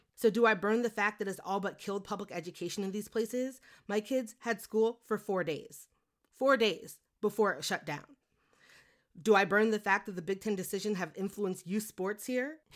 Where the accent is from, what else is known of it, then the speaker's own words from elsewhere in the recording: Beaumont, Texas, United States; I was born in Beaumont, Texas, about an hour west of Lake Charles